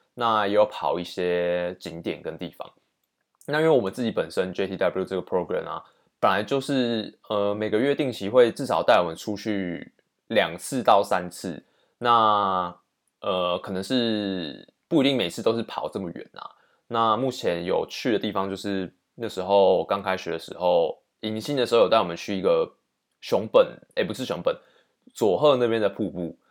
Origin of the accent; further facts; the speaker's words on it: Taiwan; 以身为台湾人